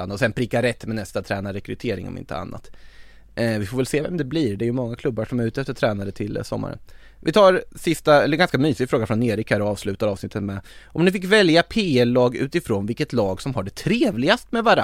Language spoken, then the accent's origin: Swedish; Sweden